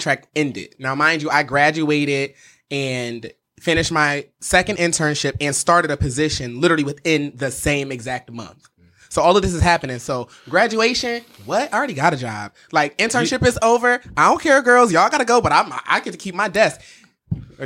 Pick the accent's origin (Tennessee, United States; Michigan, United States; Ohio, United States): Ohio, United States; Cleveland; I'm from Cleveland, Ohio. I'm a Cleveland native